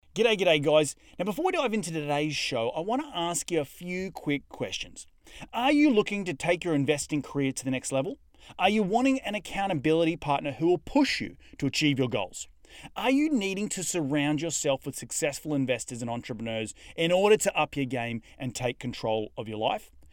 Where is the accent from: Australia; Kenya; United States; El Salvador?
Australia; accent: Australian; my Australian accent